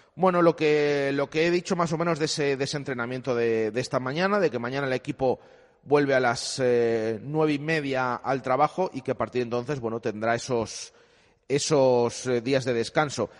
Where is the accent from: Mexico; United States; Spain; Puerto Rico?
Spain; Valladolid, Castile and León; somos los propios vallisoletanos